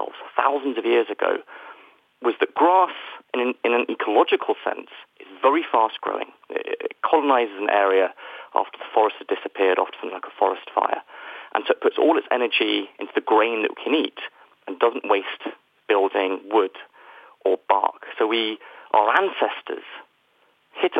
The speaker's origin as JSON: {"language": "English", "country": "United Kingdom", "said": "the United Kingdom, where, as you can probably tell from my accent, I am from"}